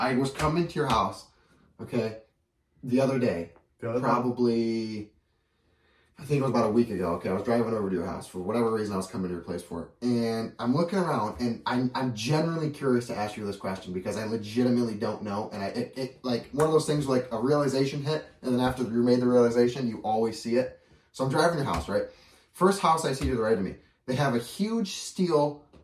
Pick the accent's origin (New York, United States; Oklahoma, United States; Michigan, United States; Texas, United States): Michigan, United States; Lapeer; also born or lived in Grand Blanc, Michigan; born and raised in Lapeer my whole life